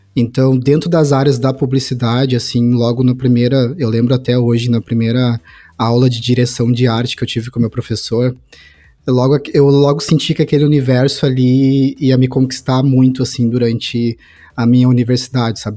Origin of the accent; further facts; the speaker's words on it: Santa Cruz do Sul, Rio Grande do Sul, Brazil; Eu sou de Santa Cruz do Sul, é uma cidade do interior do Rio Grande do Sul